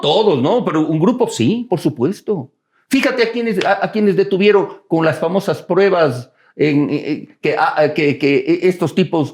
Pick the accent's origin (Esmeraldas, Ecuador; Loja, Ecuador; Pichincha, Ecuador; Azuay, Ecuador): Azuay, Ecuador; Cuenca; now in Quito, Ecuador; yo soy cuencano de, de nacimiento, quiteño de corazón